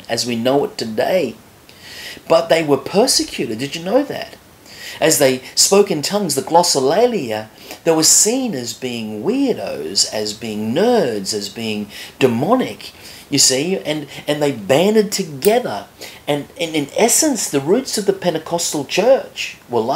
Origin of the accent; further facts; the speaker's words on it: Australia; moved away; I was from Australia